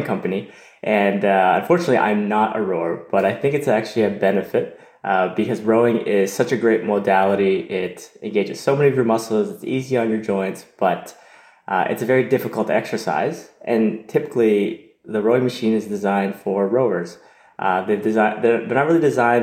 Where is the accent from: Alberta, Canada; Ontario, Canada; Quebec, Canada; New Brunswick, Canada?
Ontario, Canada; Toronto; I was born and raised in Toronto, in Canada